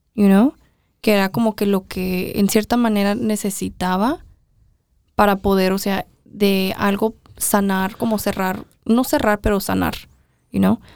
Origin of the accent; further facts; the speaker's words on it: Mexico; todos éramos mexicanos